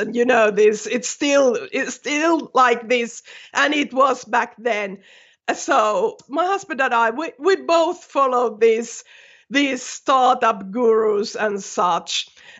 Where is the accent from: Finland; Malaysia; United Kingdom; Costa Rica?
Finland; first language Finnish; English is a second language; No, you know, my native language is Finnish, and I had used that a lot, so I could write quite fluently.